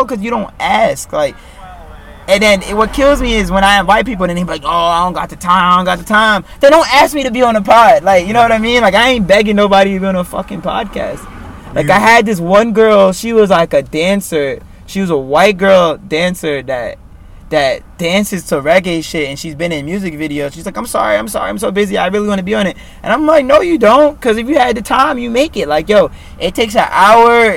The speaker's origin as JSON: {"language": "English", "town": "New York City", "region": "New York", "country": "United States", "tie": "born or raised there", "said": "I was born in Williamsburg, you know that? I was born right on Grand Street, 567 Grand Street"}